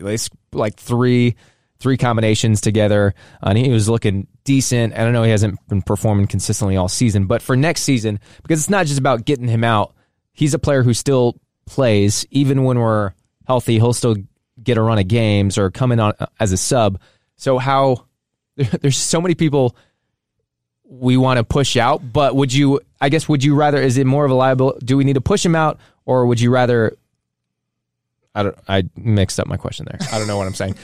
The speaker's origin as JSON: {"language": "English", "country": "United States", "also_born_or_lived": "Saint Louis, Missouri", "said": "we're American. We live in Saint Louis"}